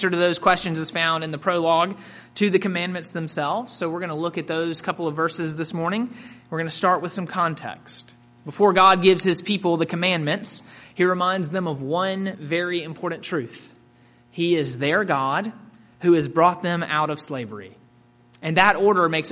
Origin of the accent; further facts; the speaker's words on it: Mississippi, United States; I grew up in Mississippi and attended Ole Miss